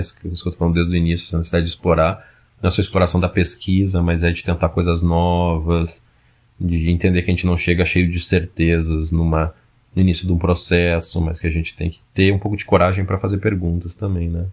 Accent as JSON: {"language": "Portuguese", "town": "Porto Alegre", "region": "Rio Grande do Sul", "country": "Brazil", "also_born_or_lived": "São Paulo", "moved": "yes", "lives_now": "Manaus, Brazil", "said": "eu sou de Porto Alegre"}